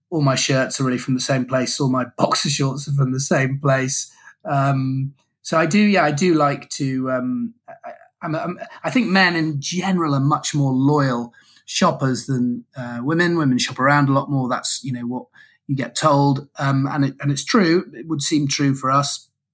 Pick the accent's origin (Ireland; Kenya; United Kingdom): United Kingdom; being a Brit traveling abroad to, you know, do business in the States